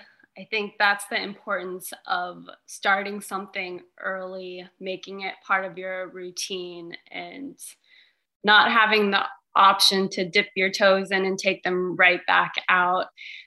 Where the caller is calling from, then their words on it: Lexington, Kentucky, United States; I'm at home right now in Lexington, Kentucky.